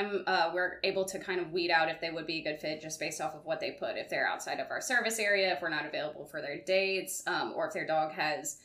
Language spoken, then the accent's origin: English; Baton Rouge, Louisiana, United States; also born or lived in Lafayette, Louisiana; I'm from here. Born and raised.